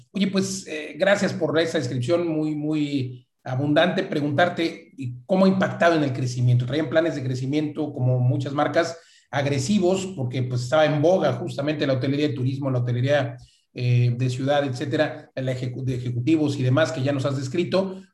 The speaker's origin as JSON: {"language": "Spanish", "country": "Mexico", "said": "somos los mexicanos que estamos viajando dentro de México"}